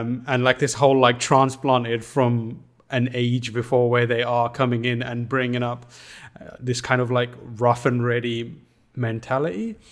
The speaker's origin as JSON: {"language": "English", "country": "United Kingdom", "said": "as a British person"}